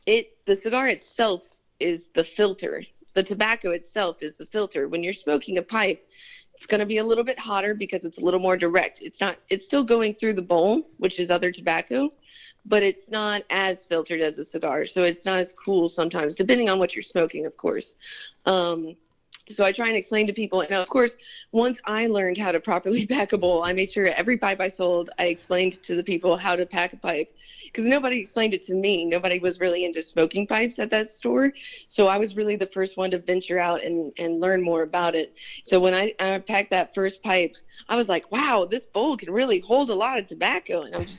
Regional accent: Richmond, Virginia, United States; also born or lived in Arizona / California; So most of my childhood years were spent out in Arizona and California, and then my teenage years were mostly spent in Richmond, Virginia.

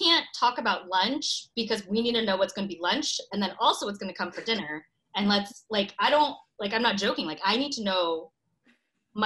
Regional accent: United States; I'm Korean American

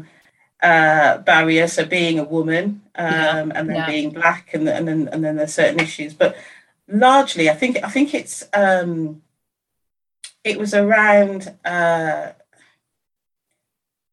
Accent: Birmingham, West Midlands, United Kingdom; I'm from the Midlands in Birmingham

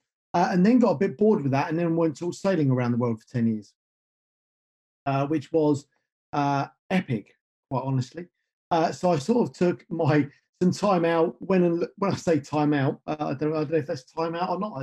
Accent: United Kingdom; I grew up just north of London

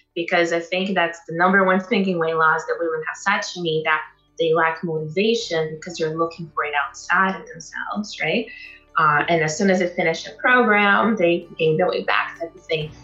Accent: Brazil; moved away as an adult; now in Canada; I come from Brazil, which is the capital of plastic surgery in the world, right? Like I was raised with all, and I was 21 when I came to Canada

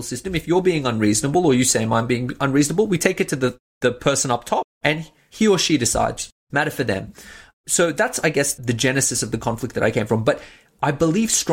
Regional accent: Australia; also born or lived in Iran; I'm a first generation Australian, and you know, my family came here from Iran when we were fairly young. And growing up in Australia

